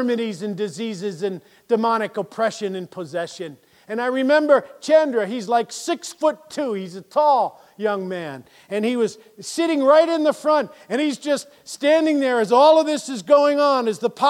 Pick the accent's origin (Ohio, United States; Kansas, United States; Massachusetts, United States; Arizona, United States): Massachusetts, United States; Springfield; I grew up right here in Springfield